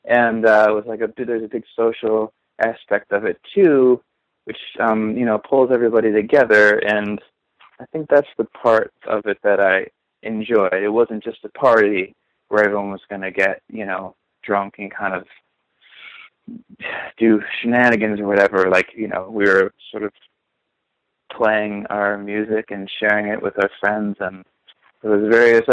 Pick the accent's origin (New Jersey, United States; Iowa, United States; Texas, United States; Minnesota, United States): Minnesota, United States; Minneapolis; moved away as an adult; also born or lived in Bloomington, Illinois / central Illinois; now in New York, United States; Minneapolis and Minnesota is like kind of where I'm from, because that's where my formative years were spent